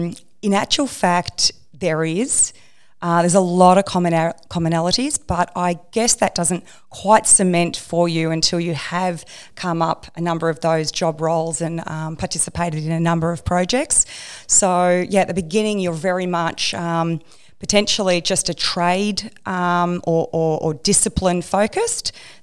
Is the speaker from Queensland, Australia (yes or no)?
no; Melbourne, Victoria, Australia; I grew up in Melbourne, so I went to RMIT in Melbourne and did a civil engineering degree.